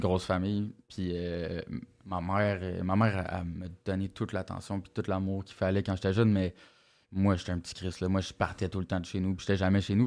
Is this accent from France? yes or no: no; Montreal, Quebec, Canada; j'ai grandi à Verdun, euh, petit quartier où, dans, le temps où j'ai grandi là, c'était moins tranquille que maintenant